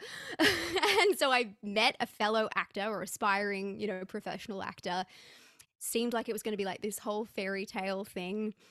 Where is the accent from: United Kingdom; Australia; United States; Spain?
Australia; I'm, I'm an Aussie